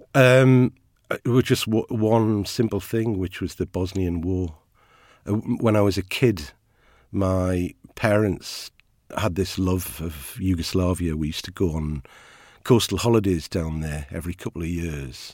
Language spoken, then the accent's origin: English; Ashington, North East England, United Kingdom; I am from Ashington. Uh, my family are a coal mining family.